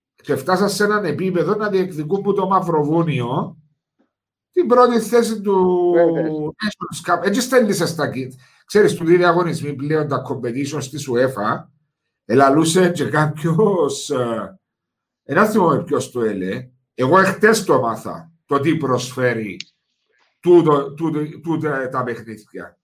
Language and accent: Greek; Cyprus; είναι ο τόπο μου, η χώρα μου